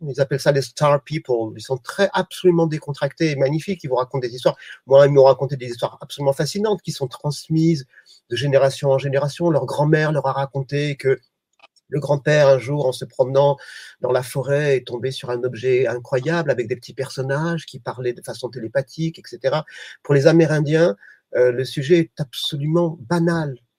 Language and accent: French; Provence-Alpes-Côte d'Azur, France; je suis provençal